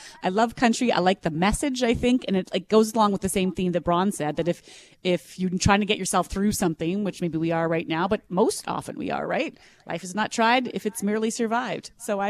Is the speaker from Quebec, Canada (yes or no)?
no; Western Manitoba, Canada; now in Winnipeg, Canada; I grew up in Western Manitoba